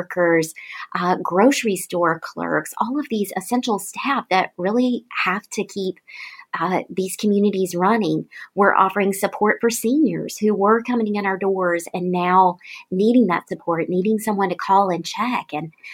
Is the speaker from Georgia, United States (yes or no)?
yes; Tifton, Georgia, United States; This was my hometown I'd grown up